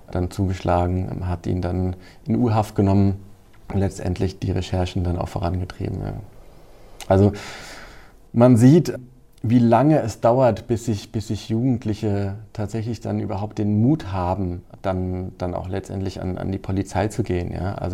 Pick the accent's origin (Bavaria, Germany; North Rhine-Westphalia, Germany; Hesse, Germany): Hesse, Germany; ich komme ja selbst aus dem Kreis Groß-Gerau